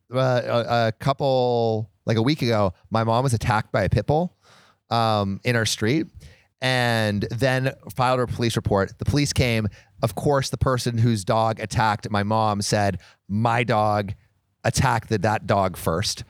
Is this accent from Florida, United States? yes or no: no; California, United States; We are both from California